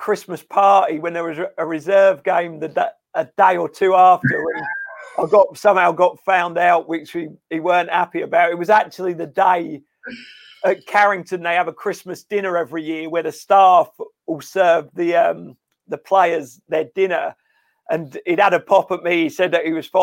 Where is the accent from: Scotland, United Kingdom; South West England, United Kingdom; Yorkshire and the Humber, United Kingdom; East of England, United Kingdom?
East of England, United Kingdom; Cambridge; moved away as an adult; also born or lived in Antwerp / Manchester / Stoke; I'm from Cambridge.